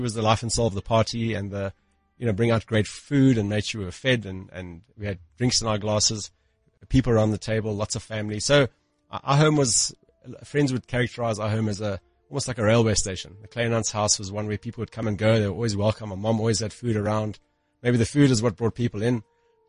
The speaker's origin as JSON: {"language": "English", "town": "Johannesburg", "region": "Gauteng", "country": "South Africa", "tie": "born or raised there", "said": "I was born into a privileged family in Johannesburg in the northern suburbs"}